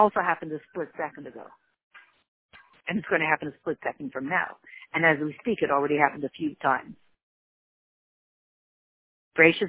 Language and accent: English; United States; we're so American